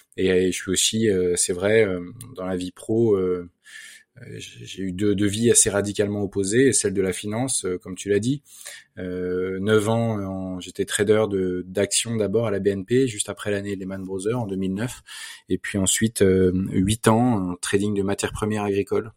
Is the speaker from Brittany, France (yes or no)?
no; Versailles, Île-de-France, France; j'ai grandi à Versailles